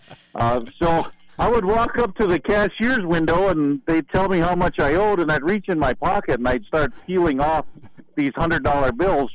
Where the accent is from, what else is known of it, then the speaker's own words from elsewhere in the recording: Ohio, United States; moved away as an adult; also born or lived in North Dakota; now in Devils Lake, United States; I was born and raised in Ohio. Uh, moved to North Dakota in 1996